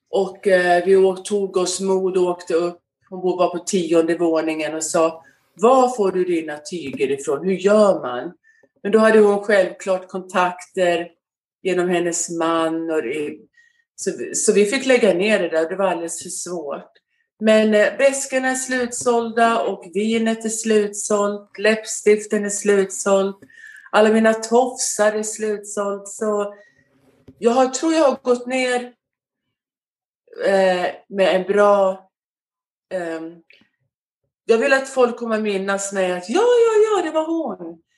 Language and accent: Swedish; Skåne, Sweden; also born or lived in Västerås; now in United States; Eh, jag är född i Västerås och bodde där till jag var fem år. Och sen eh, när min mamma och pappa skilde sig så åkte vi ner till Skåne.